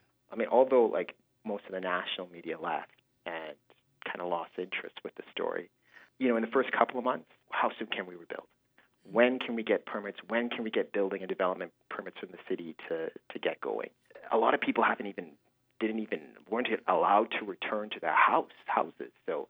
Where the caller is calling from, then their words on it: Fort McMurray, Alberta, Canada; moved away; I'm not calling you from Edmonton. I'm not calling you from Toronto. I'm calling you from Fort Mac.